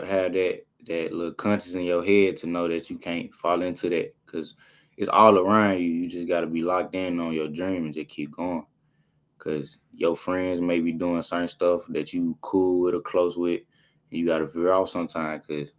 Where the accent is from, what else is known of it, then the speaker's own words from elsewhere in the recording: Durant, Mississippi, United States; Yeah, I'm from Durant.